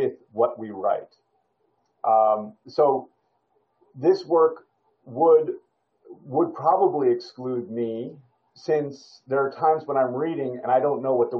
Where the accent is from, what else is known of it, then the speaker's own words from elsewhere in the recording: United States; I'm American